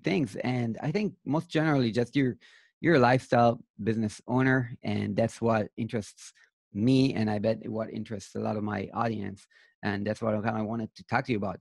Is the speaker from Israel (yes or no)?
yes; Israel; I'm from Israel